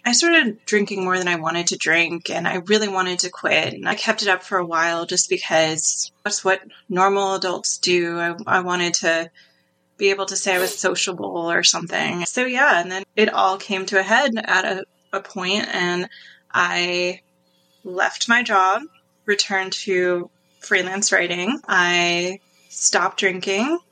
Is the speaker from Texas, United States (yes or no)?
no; New York, United States; moved away; I'm from New York originally, so I've definitely been through some cold winters